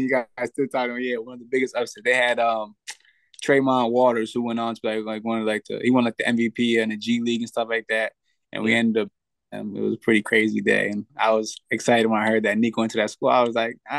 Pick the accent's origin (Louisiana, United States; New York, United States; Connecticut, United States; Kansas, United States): Connecticut, United States; Danbury; I'm from Danbury.